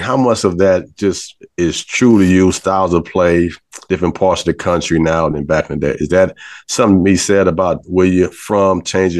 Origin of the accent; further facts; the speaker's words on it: California, United States; also born or lived in North Carolina; when I came from California, that moved to North Carolina, and I played to JUCO out in Colorado.